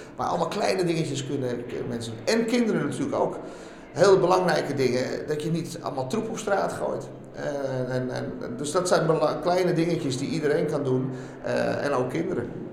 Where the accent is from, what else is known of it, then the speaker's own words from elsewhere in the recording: Netherlands; Ik ben eh, geboren in Nederland, geboren getogen.